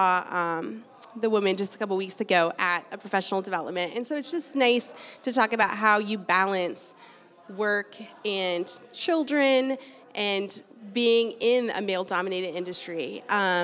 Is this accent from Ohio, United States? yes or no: no; Rogers, Arkansas, United States; also born or lived in Denver / Chicago; I grew up here. I'm from Rogers. I went to the high school right over here